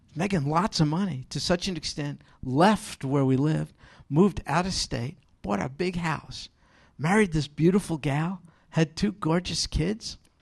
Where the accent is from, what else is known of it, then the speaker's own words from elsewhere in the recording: New York, United States; I'm from New York